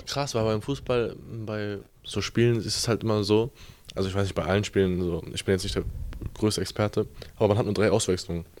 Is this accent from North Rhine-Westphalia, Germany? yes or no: yes; Bochum, North Rhine-Westphalia, Germany; ich komme ja aus Bochum